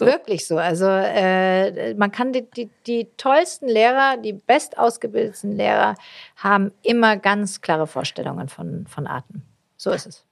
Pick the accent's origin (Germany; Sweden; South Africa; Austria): Germany; Swabia; Ich bin Schwäbin